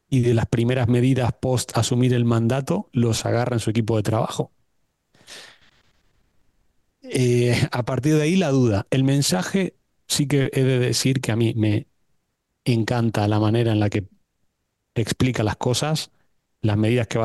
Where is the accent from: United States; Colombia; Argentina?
Argentina; moved away; Me voy a tomar el atrevimiento como buen argentino no, de eh, empezar.